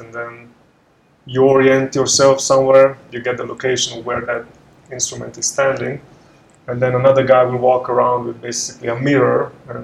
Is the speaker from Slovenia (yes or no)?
yes; Slovenia; moved away as an adult; now in Nairobi, Kenya; I grew up in Slovenia, where I lived till I was 29 years old.